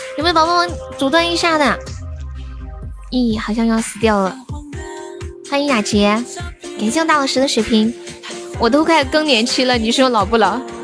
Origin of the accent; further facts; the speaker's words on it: Sichuan, China; accent: Sichuan dialect; also born or lived in Shenzhen; 作为一个四川人